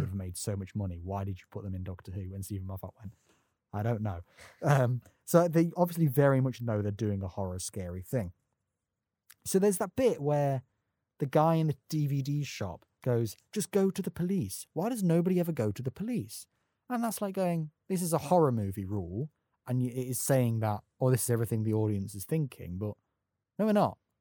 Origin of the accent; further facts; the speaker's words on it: Nottingham, East Midlands, United Kingdom; I'm from Nottingham.